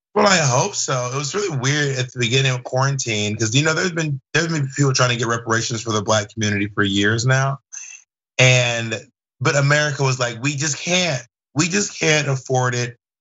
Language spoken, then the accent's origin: English; the South, United States; me growing up in the South.